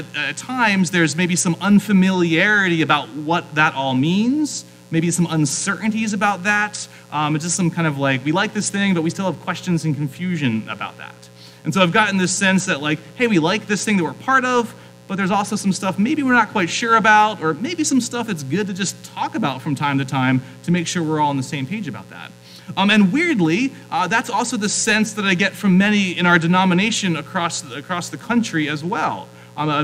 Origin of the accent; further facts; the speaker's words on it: South Central Pennsylvania, United States; moved away as an adult; also born or lived in New England; now in Phoenix, United States; I grew up in South Central Pennsylvania.